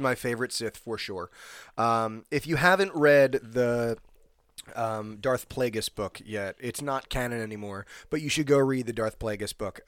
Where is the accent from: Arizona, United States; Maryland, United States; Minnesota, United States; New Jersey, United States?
New Jersey, United States; also born or lived in Illinois; I'm from New Jersey